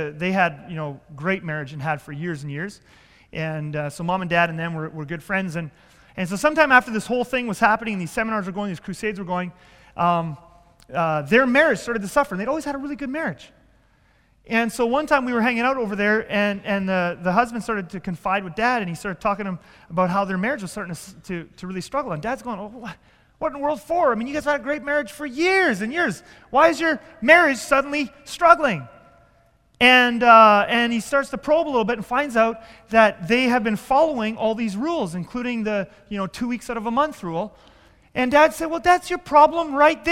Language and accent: English; Southern Ontario, Canada; I grew up in Southern Ontario with this church plant